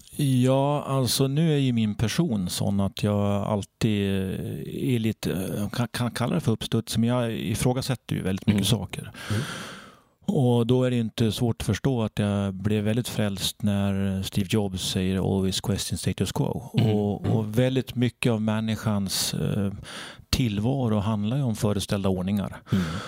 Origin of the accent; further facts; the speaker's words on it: Sandviken, Gävleborg County, Sweden; Jag kommer från Sandviken, en stålstad med inbyggda hierarkier